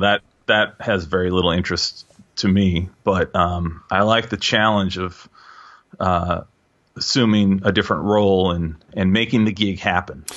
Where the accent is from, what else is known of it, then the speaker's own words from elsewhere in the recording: Seattle, Washington, United States; also born or lived in New York; I was born in Seattle, grew up in Seattle